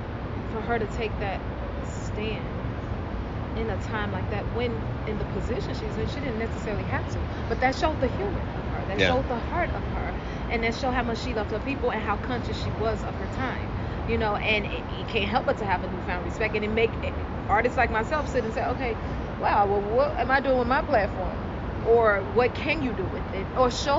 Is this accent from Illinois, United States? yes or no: yes; Chicago, Illinois, United States; As a little girl riding around through the city of Chicago